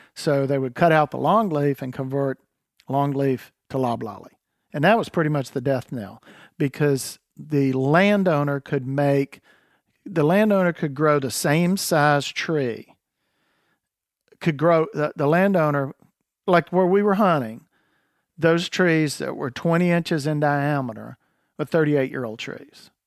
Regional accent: North Carolina, United States; I was raised in North Carolina quail hunting

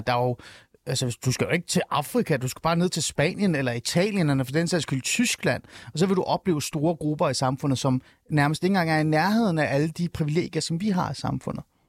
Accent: Denmark

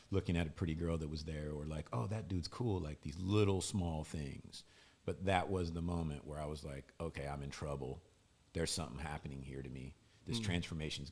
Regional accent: Louisville, Kentucky, United States; I grew up in Baptist Church in Louisville, Kentucky.

